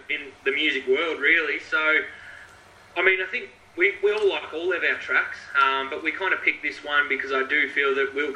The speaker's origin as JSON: {"language": "English", "town": "Shepparton", "region": "Victoria", "country": "Australia", "said": "I'm from Shepparton, so I'm around two hours north of Melbourne"}